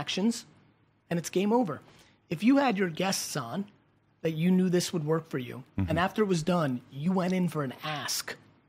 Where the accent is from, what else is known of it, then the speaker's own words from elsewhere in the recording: Russia; moved away; I was born in Russia.